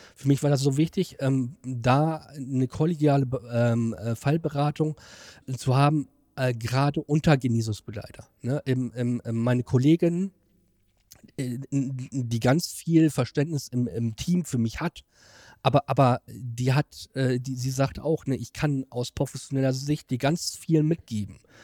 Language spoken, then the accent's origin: German; Germany; Ich komme aus Beersburg